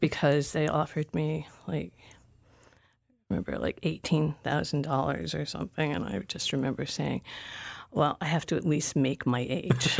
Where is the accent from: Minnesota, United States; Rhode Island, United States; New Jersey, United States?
Rhode Island, United States; Providence; moved away as an adult; also born or lived in Aurora, Colorado / New York / Los Angeles; I grew up in Providence, Rhode Island